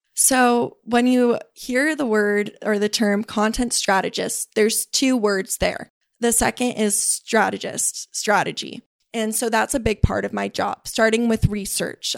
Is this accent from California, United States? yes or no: yes; Burlingame, California, United States; I was raised in Burlingame, which is only about thirty minutes south of here